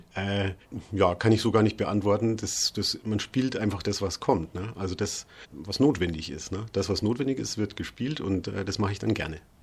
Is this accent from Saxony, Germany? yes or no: no; Bad Reichenhall, Bavaria, Germany; now in Rostock, Germany; Ich komme aus Bad Reichenhall